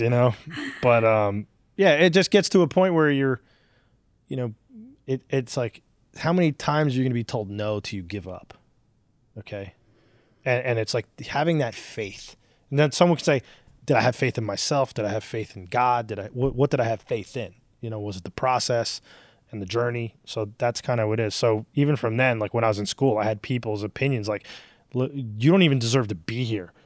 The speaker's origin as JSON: {"language": "English", "town": "Newark", "region": "New Jersey", "country": "United States", "tie": "born or raised there", "said": "we grew up in Irvington, Hillside in Newark, New Jersey."}